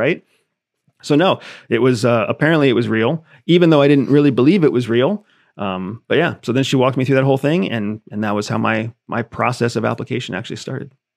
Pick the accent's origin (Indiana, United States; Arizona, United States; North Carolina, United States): Arizona, United States; I was born in Arizona, uh, born of a mother who was, who was born Mexican